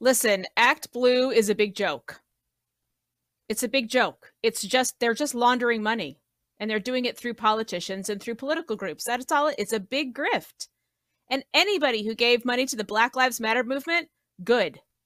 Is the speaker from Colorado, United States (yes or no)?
yes; Colorado, United States; I grew up in Colorado